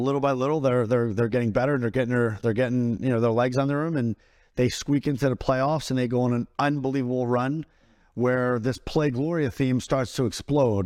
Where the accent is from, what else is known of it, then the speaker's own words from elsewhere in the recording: Philadelphia, Pennsylvania, United States; moved away as an adult; where I come from, I'm from Northeast Philadelphia, inner city Philadelphia.